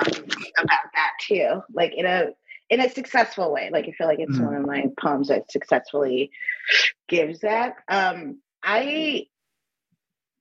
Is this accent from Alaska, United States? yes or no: no; New York City, New York, United States; moved away as an adult; now in Hudson, United States; I grew up in New York City